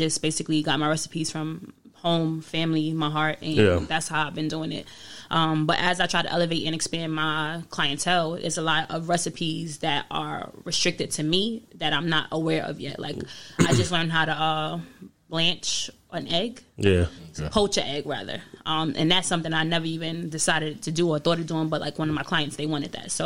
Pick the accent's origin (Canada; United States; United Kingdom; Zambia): United States; New York City, New York; also born or lived in Poconos, Pennsylvania; now in Pennsylvania, United States; I'm originally from Bronx, New York. I've been in Pennsylvania probably about 10 years